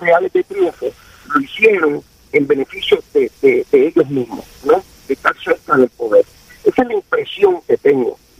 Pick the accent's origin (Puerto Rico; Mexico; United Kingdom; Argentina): Puerto Rico